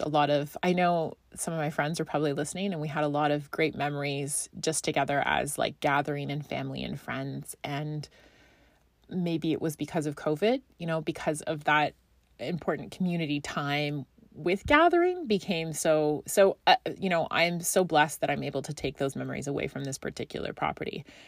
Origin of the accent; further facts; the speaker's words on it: Scotland, United Kingdom; now in Canada; I grew up in Scotland